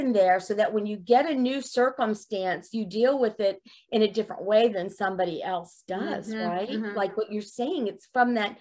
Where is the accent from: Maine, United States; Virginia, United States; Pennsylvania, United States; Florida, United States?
Florida, United States; Miami; also born or lived in New York; when I moved from New York to Miami when I was 6 years old